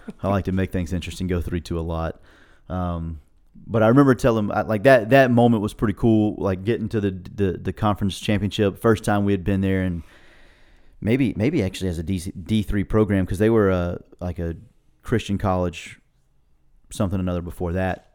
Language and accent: English; Florida, United States; I was from Florida